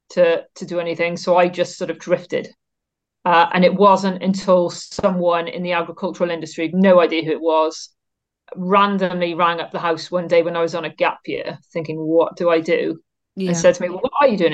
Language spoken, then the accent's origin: English; Cardiff, Wales, United Kingdom; I farm about 3 miles from the centre of Cardiff as the crow flies. I went to school right in the heart of Cardiff, so a very urban upbringing